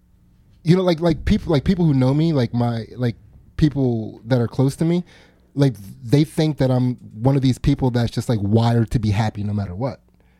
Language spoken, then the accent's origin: English; United States; we're American